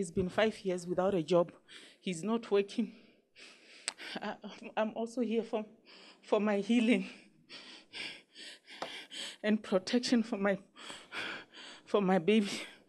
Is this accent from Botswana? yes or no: yes; Botswana; I'm from Botswana, man of God.